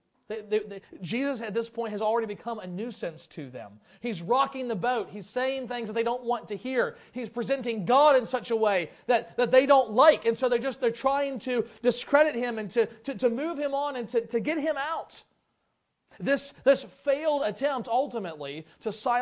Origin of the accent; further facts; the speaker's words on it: Lebanon, Ohio, United States; moved away; I grew up in Lebanon, Ohio. I grew up in a couple different towns, but that's where we kind of finished out my school years